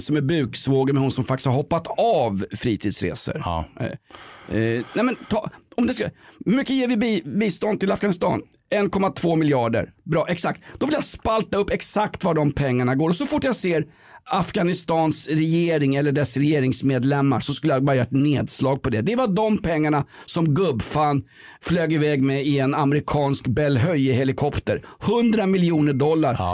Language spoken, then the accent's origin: Swedish; Sweden; also born or lived in Aspudden, Stockholm; vi svenskar, vi tycker ju om att bli uppläxade